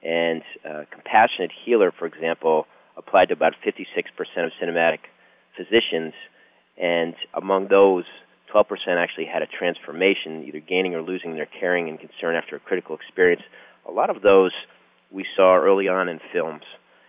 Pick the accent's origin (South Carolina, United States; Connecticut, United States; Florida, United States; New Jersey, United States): Connecticut, United States; also born or lived in New York area; now in Dallas, United States; I was born in the New York area, grew up in Connecticut, went to Harvard College